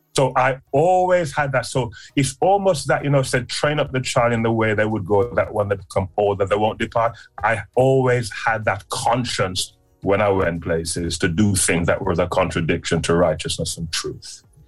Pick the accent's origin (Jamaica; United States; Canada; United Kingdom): Jamaica; Clarendon; I was born in a place called Clarendon in Jamaica. So I'm me a Jamaican people